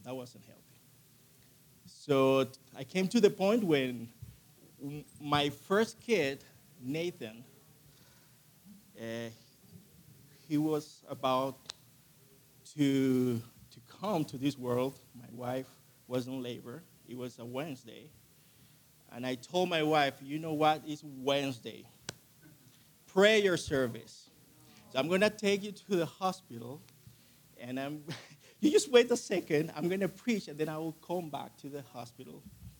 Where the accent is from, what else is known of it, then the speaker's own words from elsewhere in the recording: Chile; also born or lived in Colombia / Argentina; I'm originally from Colombia, South America. I grew up in Chile. My dad, my mom, they were missionaries down there. And then we moved to Argentina.